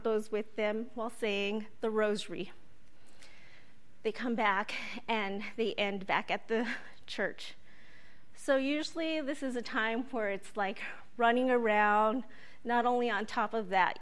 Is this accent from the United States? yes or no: yes; Ohkay Owingeh, New Mexico, United States; I grew up in Oque-Owingue in northern New Mexico, north of Santa Fe.